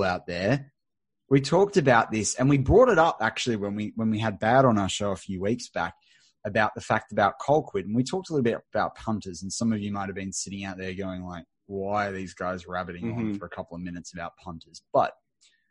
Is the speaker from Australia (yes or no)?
yes; Australia; as Steelers fans, as Aussie NFL fans